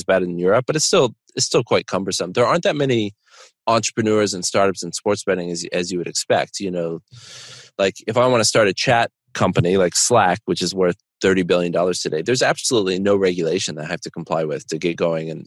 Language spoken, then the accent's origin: English; Connecticut, United States; moved away; also born or lived in Chicago; I grew up near Foxwoods and Mohegan Sun